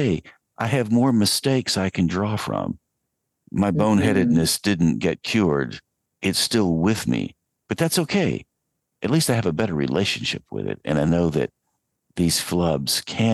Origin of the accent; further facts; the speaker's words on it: Asheville, North Carolina, United States; I was growing up in Western North Carolina, 8-9 miles out of Asheville on Brevard Road